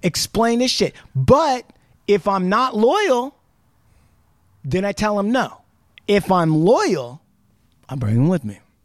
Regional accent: Puyallup Indian Reservation, Washington, United States; I grew up on the Puyallup Indian Reservation

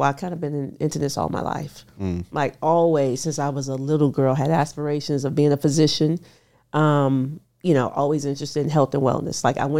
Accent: Houston, Texas, United States; I'm from Houston, Texas. So I'm cooking fried foods and drinking soda.

